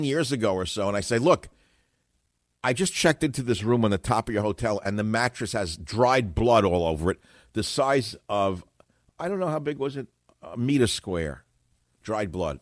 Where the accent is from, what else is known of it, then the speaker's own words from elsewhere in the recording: New York, United States; now in San Francisco, United States; growing up in New York